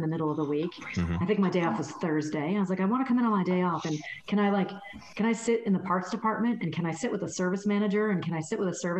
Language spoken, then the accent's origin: English; Connecticut, United States; I grew up in Connecticut. I'm from New England